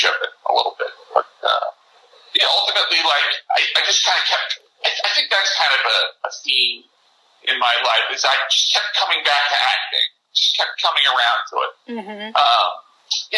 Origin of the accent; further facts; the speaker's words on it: Long Island, New York, United States; also born or lived in Evanston, Illinois; I grew up on Long Island, and about an hour away from New York City